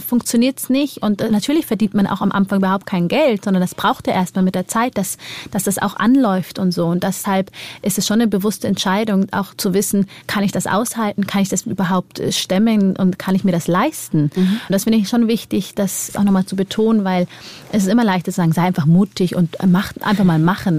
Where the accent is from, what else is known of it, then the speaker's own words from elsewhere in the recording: Germany; bei uns in Deutschland